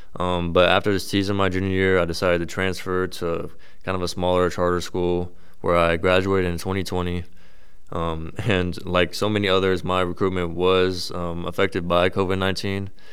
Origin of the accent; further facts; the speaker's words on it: Frisco, Texas, United States; moved away as an adult; now in Worcester, United States; I'm actually originally from Frisco, Texas, which is about fifteen hundred miles away, so I'm a little far from home